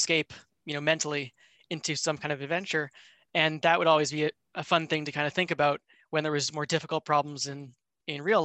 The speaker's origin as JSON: {"language": "English", "town": "Vancouver", "region": "British Columbia", "country": "Canada", "tie": "born or raised there", "said": "I grew up in Vancouver, Canada"}